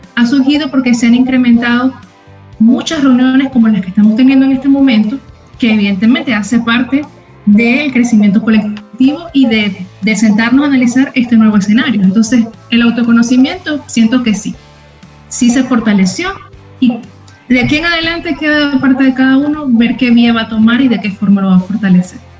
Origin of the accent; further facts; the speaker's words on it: Venezuela; moved away as an adult; now in United States; yo soy venezolana, orgullosamente venezolana